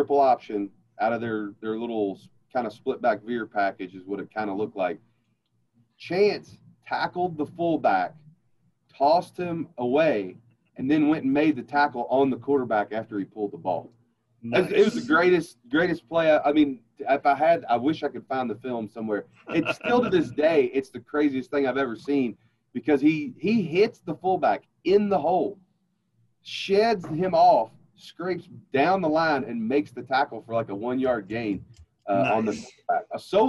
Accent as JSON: {"language": "English", "region": "the South", "country": "United States", "said": "Coca-Cola, man. I'm from the South, baby."}